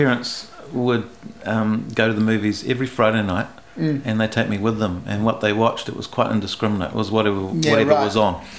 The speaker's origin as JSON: {"language": "English", "country": "New Zealand", "tie": "born or raised there", "second_language": "English", "said": "And Yeah, I grew up in New Zealand. I couldn't speak a word of English the first day I went to school."}